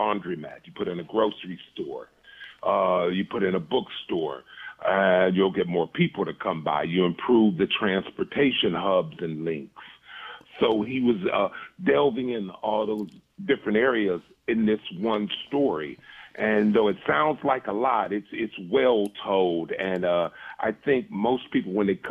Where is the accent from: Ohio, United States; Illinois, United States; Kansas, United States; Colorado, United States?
Ohio, United States; Cleveland; I was born and raised in Cleveland